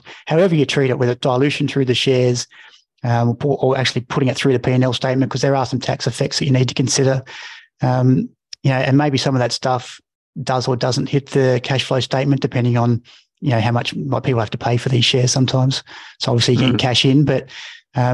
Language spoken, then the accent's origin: English; Mount Gambier, South Australia, Australia; I'm a kid from Mount Gambier